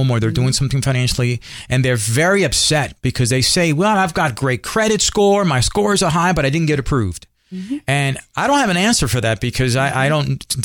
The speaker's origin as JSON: {"language": "English", "town": "New York City", "region": "New York", "country": "United States", "tie": "born or raised there", "said": "I'm Puerto Rican. I grew up in Spanish Harlem in the barrio in New York"}